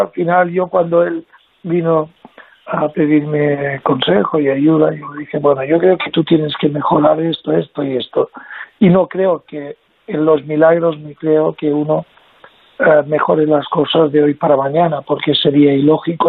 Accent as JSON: {"language": "Spanish", "area": "Mallorca", "region": "Balearic Islands", "country": "Spain", "said": "yo me siento español, y me siento de Baleares, de Mallorca"}